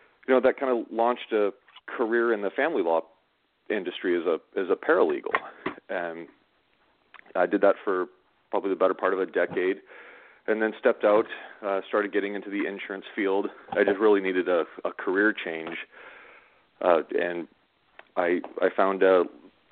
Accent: Southern California, United States; I grew up in Southern California

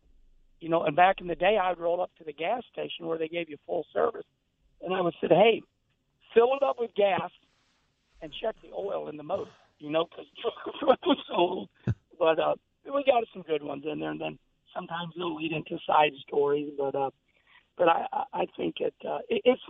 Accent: St. Louis, Missouri, United States; also born or lived in Jefferson County; all grew up in St. Louis really broke

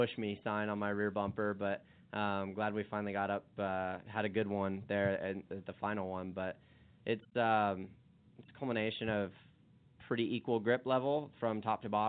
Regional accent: Arizona, United States; growing up in Arizona

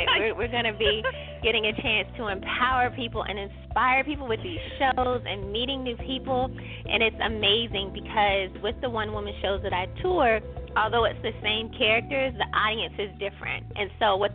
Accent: Newport News, Virginia, United States; now in Richmond, United States; I'm from Newport News

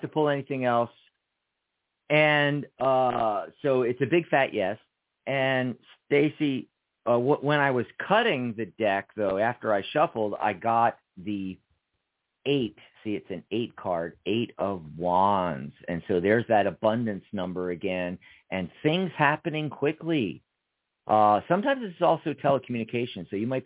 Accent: Pennsylvania, United States; moved away as an adult; also born or lived in Seattle / Lake Stevens, Washington / San Francisco / Los Angeles; now in Tucson, United States; I escaped Pennsylvania when I was 18

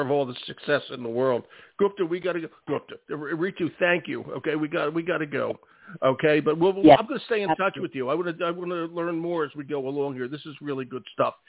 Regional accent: Philadelphia, Pennsylvania, United States; moved away; I'm originally a Philadelphian

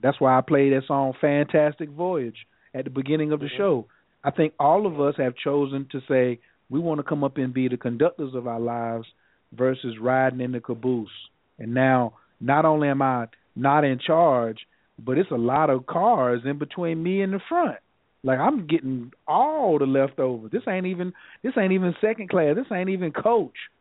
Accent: North Carolina, United States; I'm not from the rainforest. I'm from North Carolina.

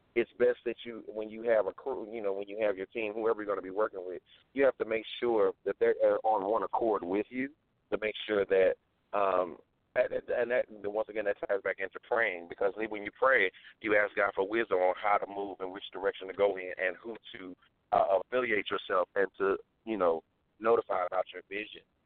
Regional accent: St. Louis, Missouri, United States; I'm from St. Louis, Missouri

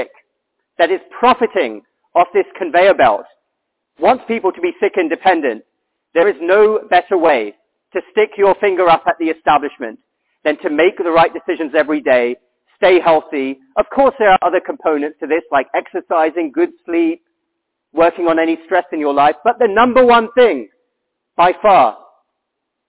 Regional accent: United Kingdom; I'm from the United Kingdom.

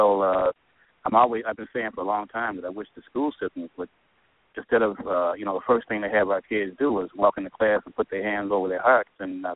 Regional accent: Chicago, Illinois, United States; also born or lived in St. Louis; I'm in the St. Louis area actually right now. I'm from Chicago

